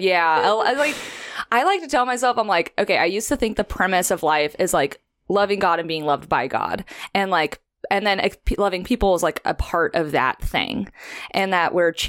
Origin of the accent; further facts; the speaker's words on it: California, United States; now in Santa Barbara, United States; I grew up in the Valley, San Fernando Valley, outside of LA. I moved to Santa Barbara in 2011 as a little freshman at UCSB.